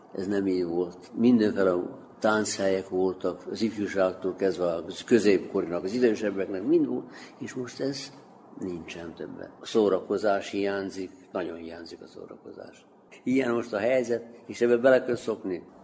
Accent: Debeljača, Vojvodina, Serbia; moved away as an adult; also born or lived in Stuttgart, Germany; Itt születtem, Torontálvásárhelyén, igen, az 1970-ben kimentem külföldre, Németországban, Stuttgartban éltem

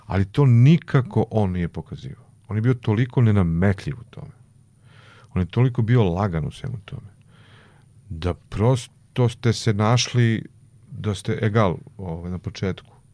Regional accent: Vlasotince, Jablanica District, Serbia; moved away; ja sam rekao, sam iz Vlasutinca, on rekao, o, provincijalac.

